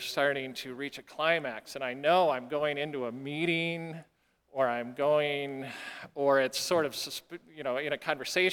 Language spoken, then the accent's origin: English; South Dakota, United States; growing up in South Dakota.